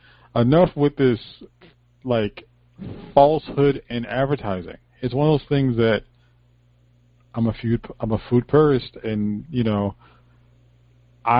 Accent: Connecticut, United States; I'm from Connecticut

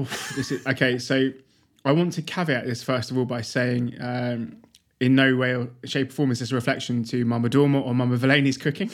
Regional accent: United Kingdom; as a British person

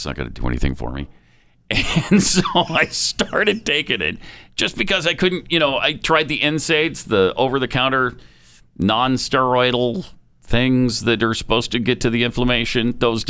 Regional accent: Texas, United States; as a Texan

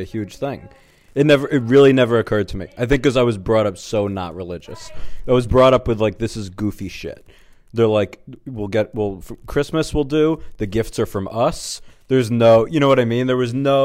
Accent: New York, United States; I grew up in New York

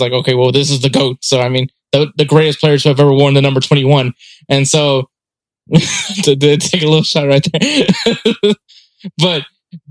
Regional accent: United States; as an American, as a USA supporter

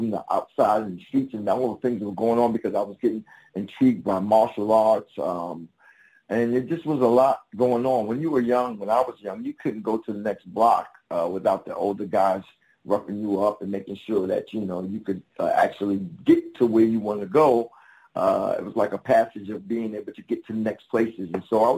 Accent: New York, United States; Originally from New York, Harlem. Near the Apollo, between the Apollo and Central Park. That's where I live.

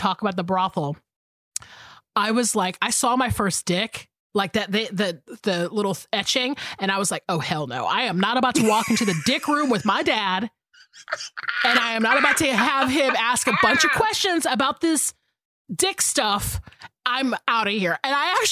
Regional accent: the South, Georgia, United States; now in Los Angeles, United States; I grew up in the South where, you know, we don't really have earthquakes in the South, even though there has been earthquakes in Georgia that I've felt

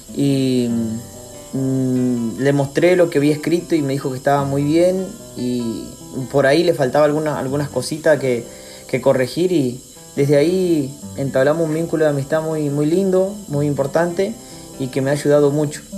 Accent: Gancedo, Chaco, Argentina; soy de Gancedo, un pueblo del Chaco

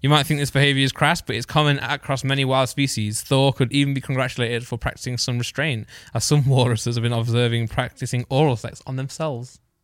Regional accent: East Midlands, United Kingdom; I'm from Midlands

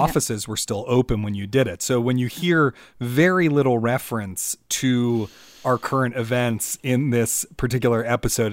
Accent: Washington, District of Columbia, United States; I'm from Washington, D C

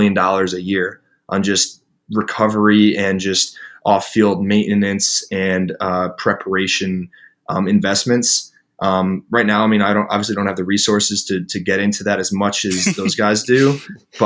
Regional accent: Connecticut, United States; also born or lived in Boston, Massachusetts; I was born in Boston and I lived in Connecticut growing up.

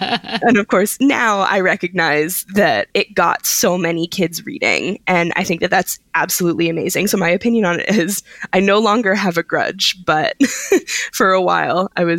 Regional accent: Philadelphia, Pennsylvania, United States; I'm originally from Philadelphia, which is a very easy train ride from New York.

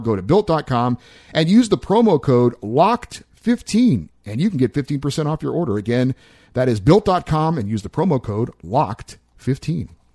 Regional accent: Central California, United States; now in Los Angeles, United States; I grew up in Central California

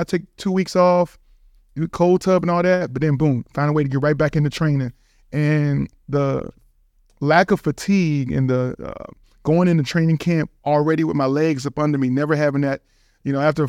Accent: Richmond, Virginia, United States; So I'm from Richmond, Virginia, University of Richmond Spiders. Shout out to the East Coast, obviously.

